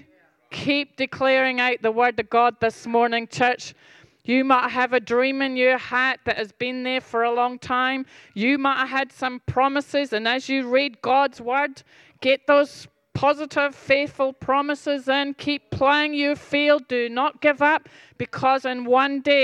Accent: Scotland, United Kingdom; I'm Scottish

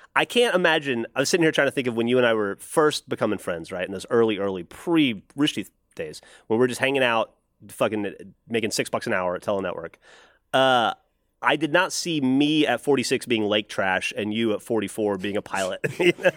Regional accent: Alabama, United States; now in Austin, United States; I'm from Alabama

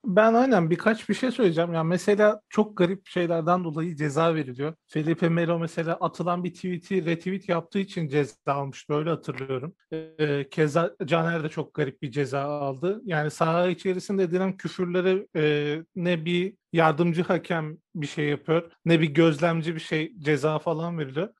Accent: Antep, Gaziantep, Turkey; İşte ben de Antepliyim

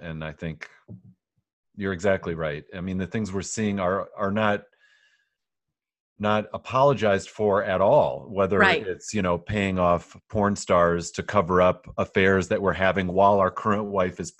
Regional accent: West Michigan, United States; I grew up here in West Michigan as a conservative Christian

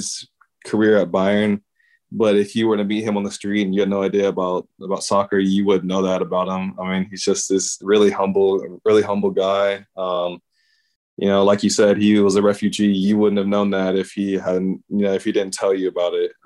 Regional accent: United States; moved away; growing up in the States

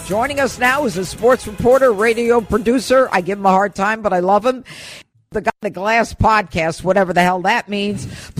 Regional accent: Elmira, New York, United States; I'm from Elmira, New York.

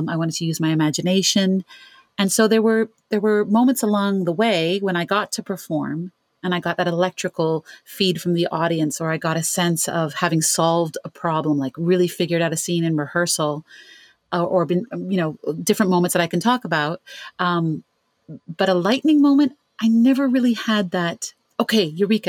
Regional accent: Ontario, Canada; I'm from Canada, from Ontario.

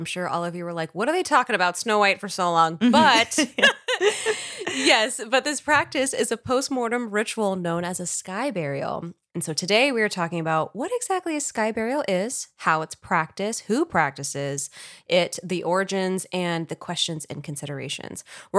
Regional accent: New York, United States; also born or lived in Texas; I was born in New York.

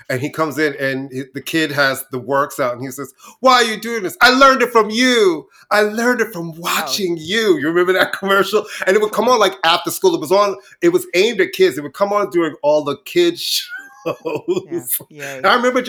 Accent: New York, United States; growing up in New York, we went to the bodega, got a sandwich. There was no ratings on the door.

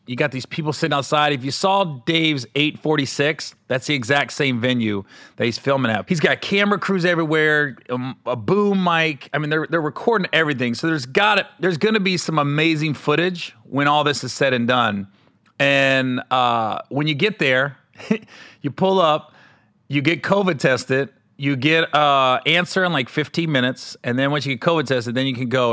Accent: Cincinnati, Ohio, United States; moved away; I was in Cincinnati, uh, in my hometown

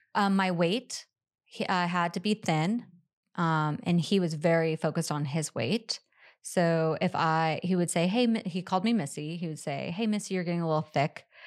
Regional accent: Pacific Northwest, United States; I grew up in the Pacific Northwest

